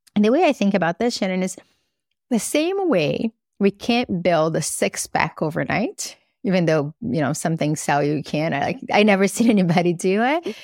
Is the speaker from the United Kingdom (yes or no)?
no; Brazil; now in United States; I grew up in Brazil